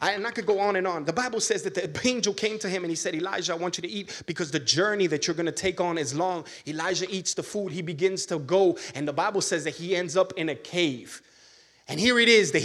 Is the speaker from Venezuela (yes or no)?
no; Miami, Florida, United States; moved away as an adult; I'm from Miami